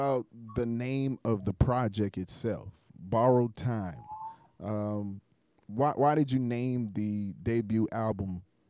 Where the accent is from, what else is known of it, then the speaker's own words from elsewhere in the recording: Charleston, South Carolina, United States; I come from Charleston, South Carolina